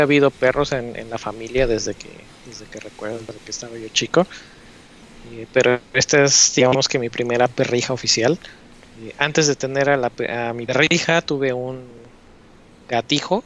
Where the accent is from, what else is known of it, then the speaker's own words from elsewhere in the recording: Puebla, Mexico; moved away as an adult; now in United States; llevo viviendo en Estados Unidos desde el 2011, pero soy poblano